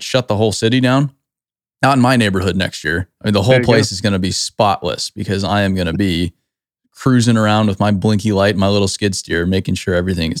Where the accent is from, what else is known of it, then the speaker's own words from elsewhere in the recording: Arizona, United States; I grew up in Arizona, so I know nothing about snow removal